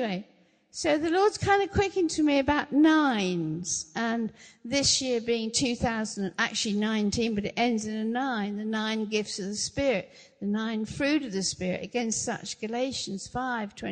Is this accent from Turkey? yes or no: no; England, United Kingdom; We don't always, as English people, understand covenant. We don't. We don't really grow up with that.